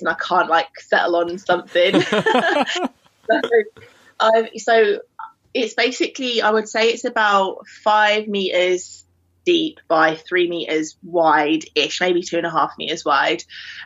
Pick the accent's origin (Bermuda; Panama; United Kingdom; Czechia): United Kingdom; London; moved away as an adult; now in Newcastle, United Kingdom; I am from London, but I'm living in Newcastle at the moment